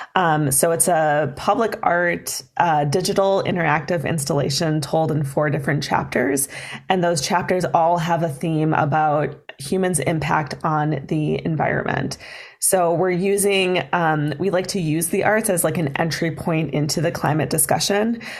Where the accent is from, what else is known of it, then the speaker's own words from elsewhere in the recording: Duluth, Minnesota, United States; I grew up in Duluth